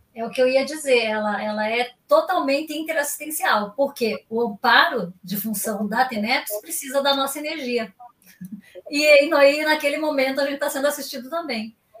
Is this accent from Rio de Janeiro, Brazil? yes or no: no; Rio Grande do Sul, Brazil; now in Paraná, Brazil; Eu sou gaúcha